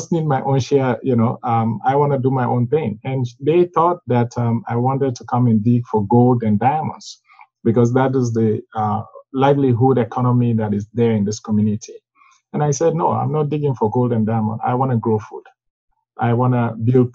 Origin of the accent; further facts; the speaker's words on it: Sierra Leone; moved away as an adult; now in Minnesota, United States; me growing up in Sierra Leone not having food